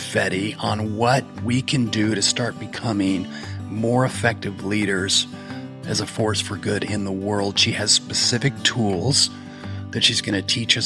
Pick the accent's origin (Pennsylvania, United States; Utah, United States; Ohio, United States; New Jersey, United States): Utah, United States; I grew up in Utah